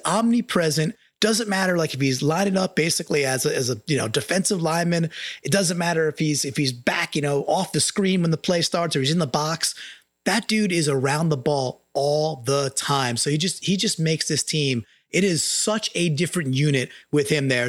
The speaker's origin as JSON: {"language": "English", "area": "Long Island", "region": "New York", "country": "United States", "tie": "born or raised there", "moved": "yes", "said": "I'm from Long Island. I grew up surrounded by Jets fans."}